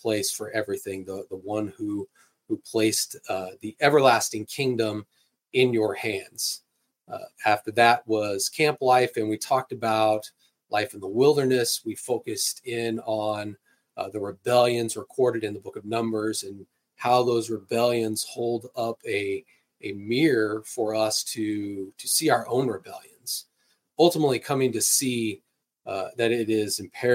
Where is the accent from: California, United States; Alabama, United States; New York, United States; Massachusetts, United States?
California, United States; now in Kansas, United States; where I grew up in California